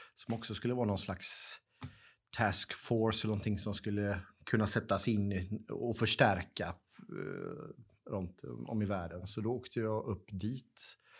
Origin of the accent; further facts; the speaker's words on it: Gothenburg, Västra Götaland, Sweden; jag är born and raised i Göteborg